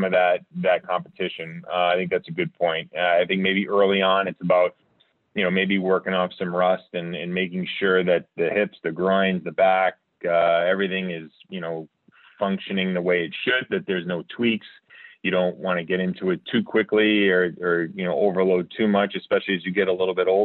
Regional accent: Rhode Island, United States; also born or lived in Philadelphia; I'm from Rhode Island

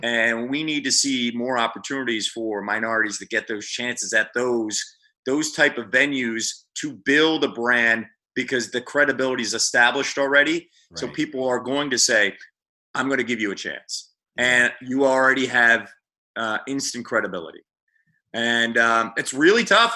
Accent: Phoenixville, Pennsylvania, United States; moved away as an adult; also born or lived in Missouri / Sarasota; my hometown of Phoenixville or my university at Temple or the Philadelphia area

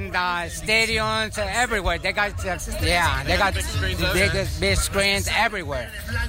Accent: Mexico City, Mexico; now in Delavan, United States; I'm from Mexico City.

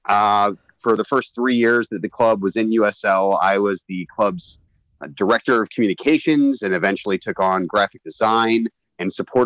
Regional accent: Cincinnati, Ohio, United States; I'm a more or less Cincinnati native, moved here when I was 5 years old. My family's from the area. I grew up playing in the Cincinnati and Dayton area

